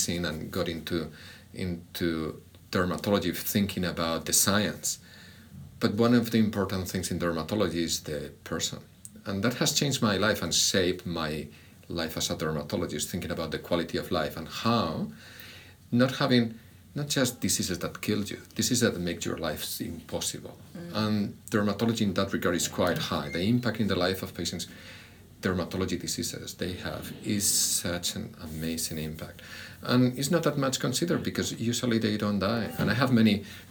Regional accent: Spain; English is a second language; moved away as an adult; so that's my accent, I grew up and did my training in Spain

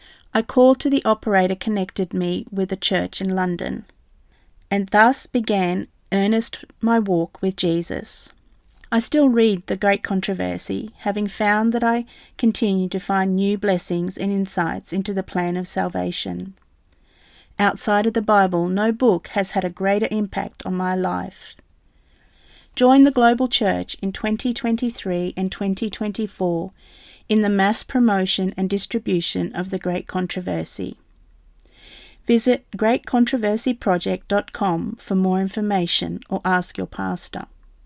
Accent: New Zealand; moved away as an adult; now in England; I left New Zealand, my home country, and was living in England.

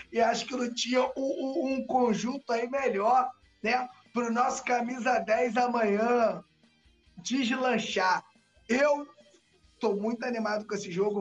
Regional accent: Rio de Janeiro, Brazil; accent: carioca; cariocado demais

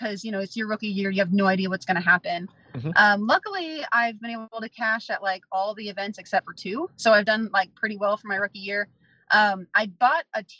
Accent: Midwest, United States; I'm from the Midwest

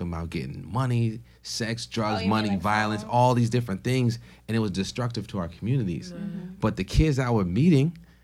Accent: Stamford, Connecticut, United States; also born or lived in Port-au-Prince, Haiti; I was born in Port-au-Prince, Haiti, raised in Stanford, Connecticut.

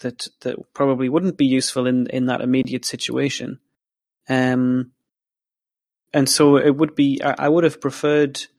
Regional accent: England, United Kingdom; accent: English; That was my English accent coming out there

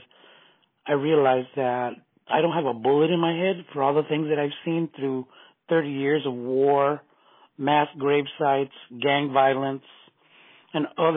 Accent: San Francisco, California, United States; I grew up on Folsom Street

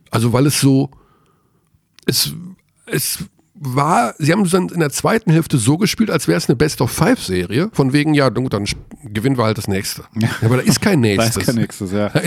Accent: Tyrol, Austria; Ich bin ja Tiroler.

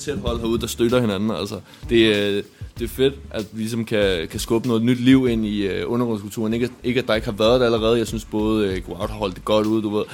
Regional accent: Denmark; som danskere, der er vi vant til at spise rugbrød

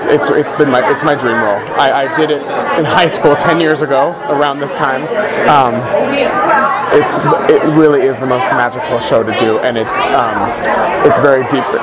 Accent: California, United States; I went to college, two schools, Boston Conservatory and Azusa Pacific University. I'm from California.

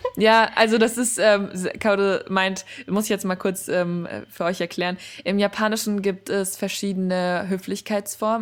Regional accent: Germany; ich bin in Deutschland aufgewachsen mit einer japanischen Mutter und einem deutschen Vater

